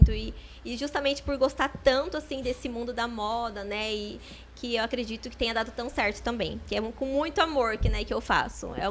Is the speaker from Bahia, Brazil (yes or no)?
no; Botucatu, São Paulo, Brazil; Sim, sou de Botucatu mesmo. Nascida aqui. E toda a minha família também. Nunca saí de Botucatu.